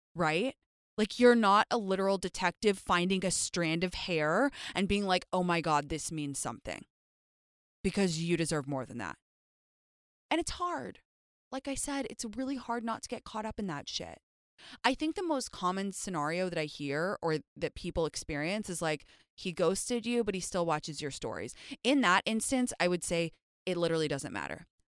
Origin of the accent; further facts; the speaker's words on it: London, United Kingdom; now in Los Angeles, United States; me and my best friend Jyoti, when we were younger and we were growing up in London